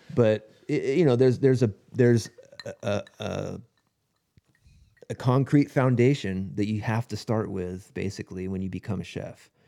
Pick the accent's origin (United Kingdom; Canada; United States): United States; Lakewood, California; I grew up in Lakewood